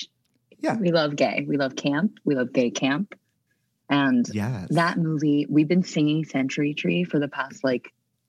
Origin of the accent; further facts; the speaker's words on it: New Jersey, United States; I'm from South Jersey originally, and we sort of just like, you know, we have all the same sports teams as Philly. We have all the same concert venues as Philly. So we're like a subsidiary of the Philadelphia area.